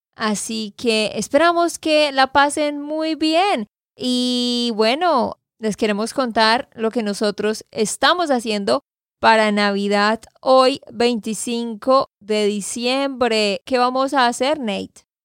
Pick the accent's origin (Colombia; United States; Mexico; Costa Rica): Colombia; Santander; de Santander, Colombia